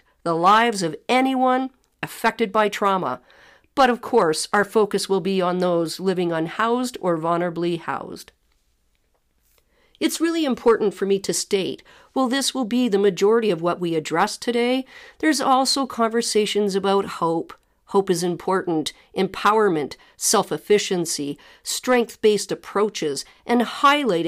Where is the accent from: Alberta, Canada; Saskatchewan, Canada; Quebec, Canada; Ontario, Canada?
Ontario, Canada; Ottawa; I was born in Ottawa, Ontario